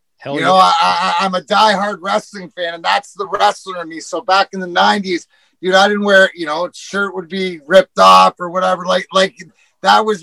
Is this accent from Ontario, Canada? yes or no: yes; Leamington, Ontario, Canada; I grew up in Leamington, the house I grew up in, door to door to Joe Louis Arena